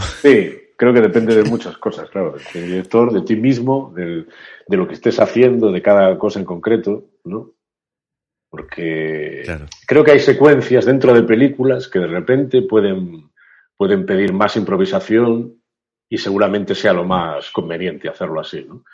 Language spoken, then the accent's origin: Spanish; Galicia, Spain; soy de Galicia y he vivido también mucho, muy en contacto con la frontera con Portugal